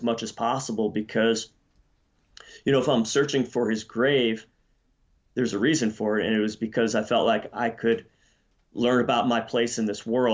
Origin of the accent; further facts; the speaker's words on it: Pennsylvania, United States; moved away; also born or lived in Colorado / Idaho; I was born in Pennsylvania, just like Abby